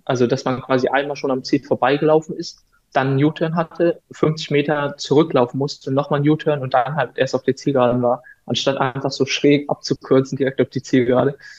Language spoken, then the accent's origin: German; Wolfsburg, Lower Saxony, Germany; moved away as an adult; now in Darmstadt, Germany; ich bin hier in Wolfsburg einfach ganz normal aufgewachsen